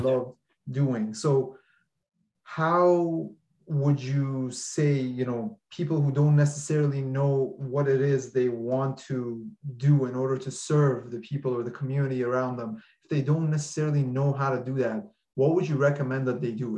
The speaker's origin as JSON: {"language": "English", "country": "Iran", "said": "I'm from Iran"}